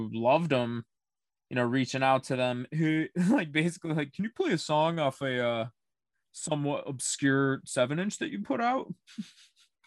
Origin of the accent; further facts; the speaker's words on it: Syracuse, New York, United States; I'm from Syracuse